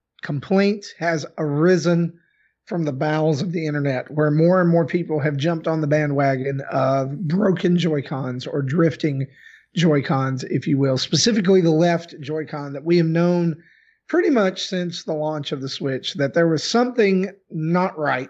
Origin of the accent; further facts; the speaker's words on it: the South, United States; I'm from the South